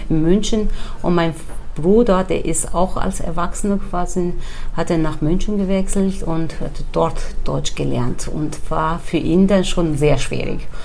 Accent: Turkey; now in Germany; ich bin geboren in der Türkei im kurdischen Teil.

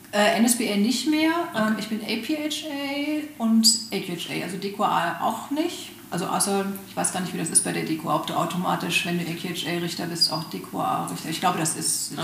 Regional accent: Germany; bei uns in Deutschland

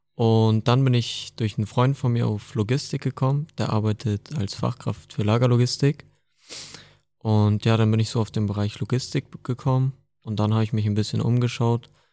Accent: Hamburg, Germany; Ich komme aus Hamburg.

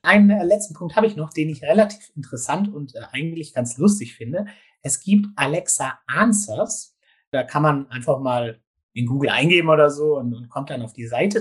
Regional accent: Gärtringen, Baden-Württemberg, Germany; ich komme aus dem Großraum Stuttgart, sage ich jetzt mal, also aus äh, dem schönen Gärtringen

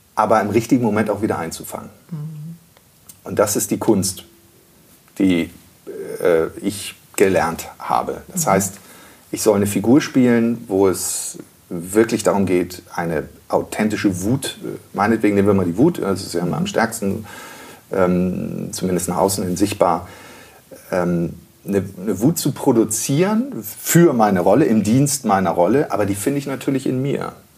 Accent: Rendsburg, Schleswig-Holstein, Germany; moved away; also born or lived in Freiburg; ich bin in Schleswig geboren, in äh, Rendsburg, in einem Dorf bei Rendsburg groß geworden

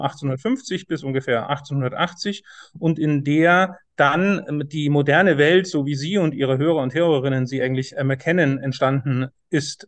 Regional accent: Bavaria, Germany; now in Saxony, Germany; ich bin in Bayern aufgewachsen, an Flüssen

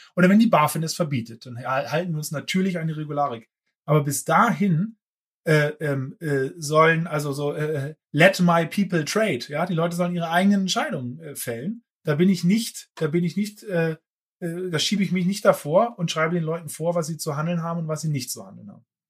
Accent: Germany; also born or lived in Berlin; ich bin ja Berliner, ne? Äh, wie du weißt. Ursprünglich, dann aus Friesland aufgewachsen

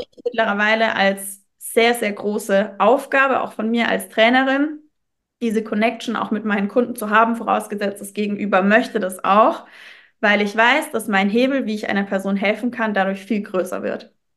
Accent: Würzburg, Bavaria, Germany; ich komme aus Würzburg

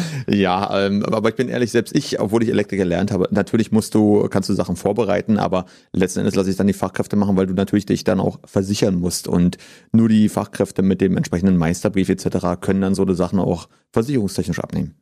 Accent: Potsdam, Brandenburg, Germany; gebürtiger Potsdamer, hatte früher auch mal vor, dann wegzugehen und habe mich aber trotzdem immer wieder für Potsdam entschieden

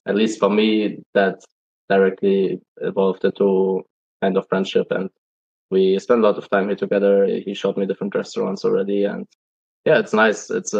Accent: Germany; moved away as an adult; now in China; When I always say that I'm from Germany

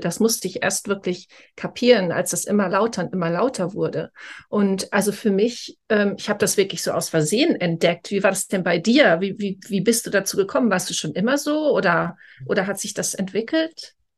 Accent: Germany; now in Scotland, United Kingdom; weil ich komme aus Deutschland, ich wohne aber schon sehr, sehr lange in Großbritannien, also in Schottland

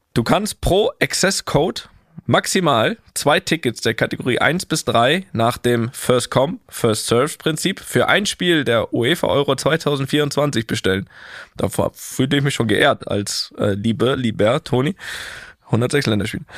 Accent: Germany; now in Madrid, Spain

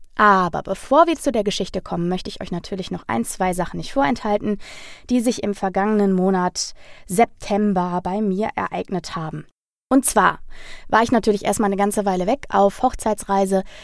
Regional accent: Ruhr area, North Rhine-Westphalia, Germany; in meiner Heimat, dem Ruhrgebiet

